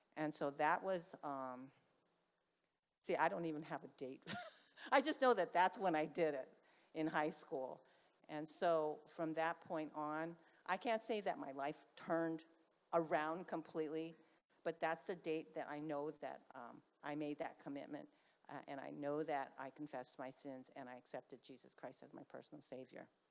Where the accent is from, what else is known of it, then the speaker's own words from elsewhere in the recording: Bay Area, California, United States; I was from the Bay Area